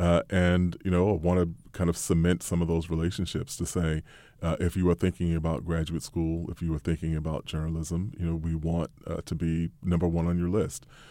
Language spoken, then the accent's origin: English; United States; we as American journalists